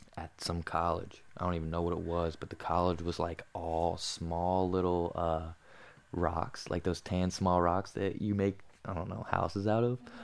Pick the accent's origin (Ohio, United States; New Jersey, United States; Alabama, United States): New Jersey, United States; Some kids I grew up with in Jersey